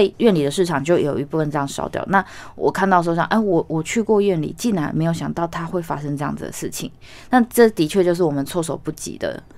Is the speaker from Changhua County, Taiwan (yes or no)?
yes; Changhua County, Taiwan; 我是彰化人，然后我们家也是农村对。家庭